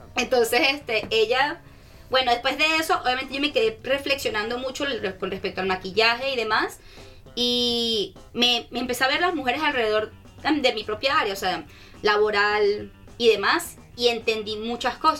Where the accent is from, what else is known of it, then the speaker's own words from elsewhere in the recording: Caracas, Capital District, Venezuela; now in Brisbane, Australia; yo soy de Caracas, soy venezolana.